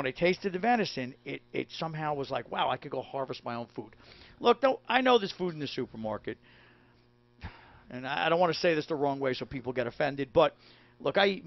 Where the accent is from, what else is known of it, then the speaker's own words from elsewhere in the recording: New York City, New York, United States; I'm from Brooklyn. So, you know, already I'm Italian from Brooklyn